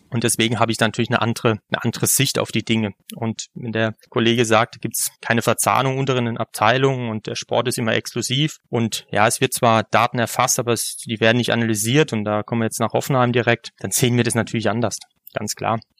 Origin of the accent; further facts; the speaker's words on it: Sinsheim, Baden-Württemberg, Germany; Allerdings bin ich in Sinsheim geboren. Ne? Also da, wo {S0} unser Ach. Stadion {S1} steht. Äh, ich bin quasi in Ur-Sinsheimer.